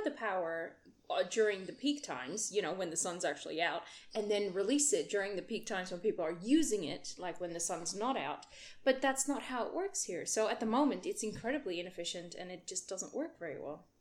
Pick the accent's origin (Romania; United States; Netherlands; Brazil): Netherlands; now in Australia; I had never had a blackout before in the Netherlands